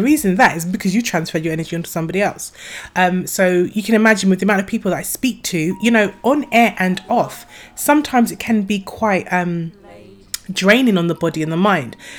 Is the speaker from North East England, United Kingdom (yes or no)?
no; Croydon, London, United Kingdom; Croydon is my hometown